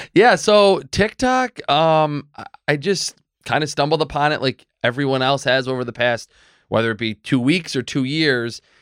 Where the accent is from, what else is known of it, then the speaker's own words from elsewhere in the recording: Medina, New York, United States; also born or lived in North Tonawanda; I grew up in Medina. I still live in Medina